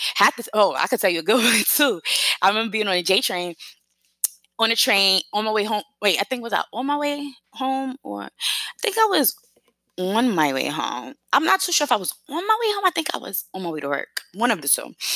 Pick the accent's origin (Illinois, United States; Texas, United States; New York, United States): New York, United States; moved away as an adult; now in South Carolina, United States